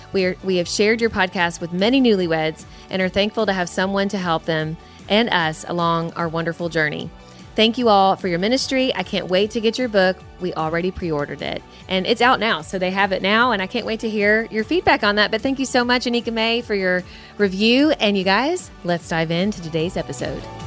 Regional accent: Kentucky, United States; we're from Kentucky. We say cussing.

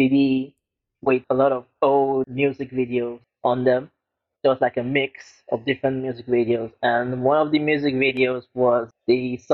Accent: Lagos, Nigeria; Growing up in Lagos, Nigeria, it's a very strange area where I grew up

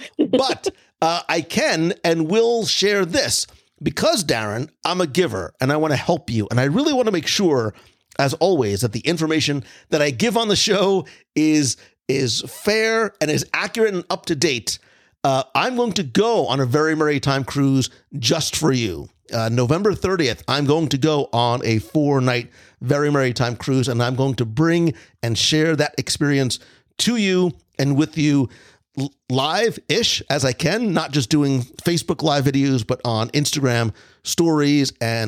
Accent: New Jersey, United States; moved away; Listen, I came from New Jersey. I've experienced winters. I've shoveled my fair share.

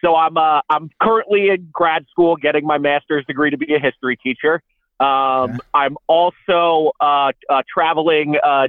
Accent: upstate New York, United States; I'm from upstate New York.

